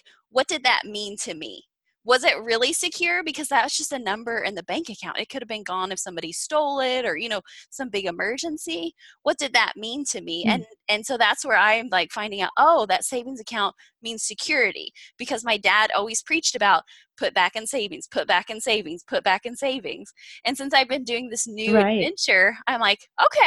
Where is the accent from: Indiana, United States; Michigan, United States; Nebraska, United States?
Indiana, United States; moved away as an adult; also born or lived in Kansas City; I grew up in Indiana in the Midwest